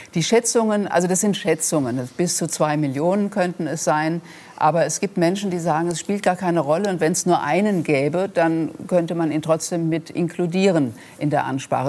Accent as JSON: {"language": "German", "area": "Rhenish Hesse", "region": "Rhineland-Palatinate", "country": "Germany", "tie": "born or raised there", "accent": "Rhenish Hessian", "said": "zu meinem rheinhessischen Dialekt oder meiner rheinhessischen Herkunft"}